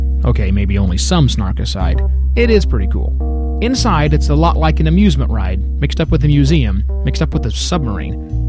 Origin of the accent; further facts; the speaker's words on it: United States; we're pretty recognizable as American tourists.